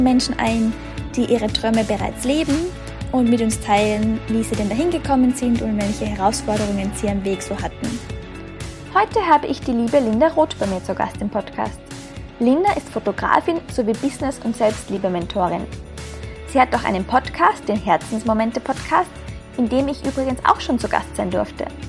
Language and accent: German; Austria; moved away as an adult; ich komme ursprünglich aus Österreich, bin seit eineinhalb Jahren als digitale Nomadin quer durch die Welt unterwegs